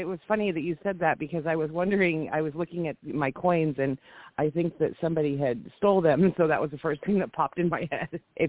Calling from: Washington, United States; I'm calling from Washington State.

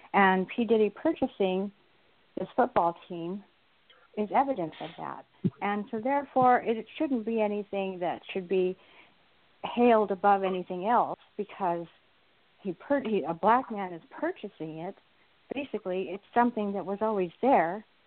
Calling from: Southern California, United States; I'm calling from Southern California

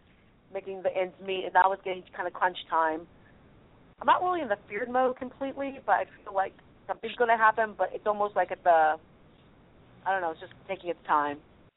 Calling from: California, United States; … from California.

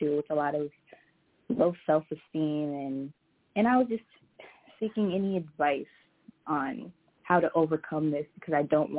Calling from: Minneapolis, Minnesota, United States; I'm calling in from Minneapolis.

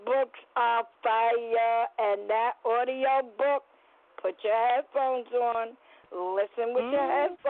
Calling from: New York City, New York, United States; I'm calling from the Bronx.

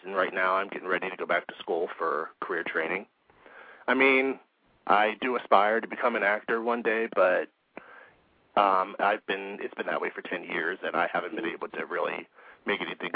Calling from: Hermitage, Pennsylvania, United States; I'm calling from Hermitage, Pennsylvania, which is like an hour and a half outside of Pittsburgh

